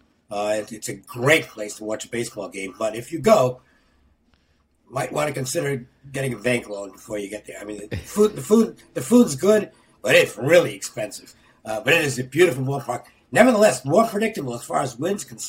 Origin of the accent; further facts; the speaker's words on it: East Coast, United States; I was from the East Coast